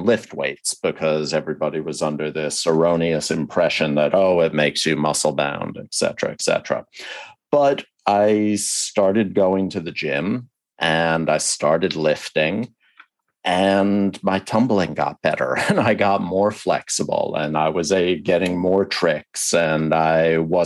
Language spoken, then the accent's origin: English; the Northeast and New York, United States; Even though I grew up in the Northeast and in New York, I went to camp down south